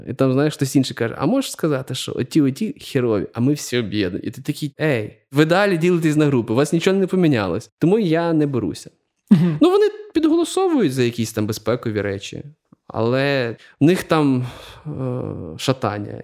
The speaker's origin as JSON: {"language": "Ukrainian", "region": "Galicia", "country": "Ukraine", "said": "я е, з Галичини, і я дуже багато напевно виховувався якихось таких церковних"}